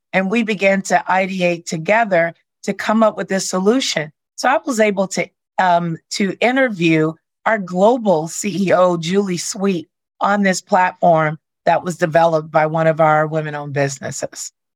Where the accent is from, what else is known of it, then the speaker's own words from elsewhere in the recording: Arkansas, United States; I'm from Arkansas and I was raised